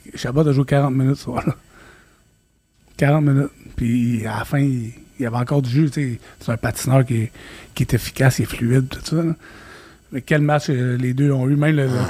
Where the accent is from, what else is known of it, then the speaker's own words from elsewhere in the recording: Quebec, Canada; Je suis québécois